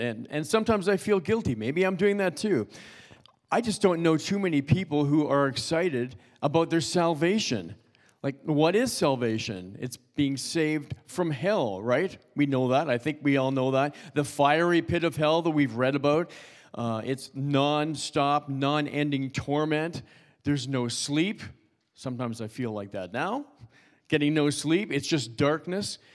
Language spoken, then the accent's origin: English; Toronto, Ontario, Canada; I'm originally from Toronto. I grew up in Toronto, went to high school there, went to college there.